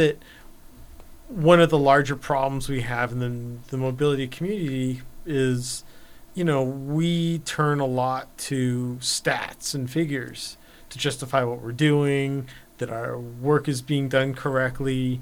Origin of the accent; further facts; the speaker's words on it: Los Angeles, California, United States; growing up in Los Angeles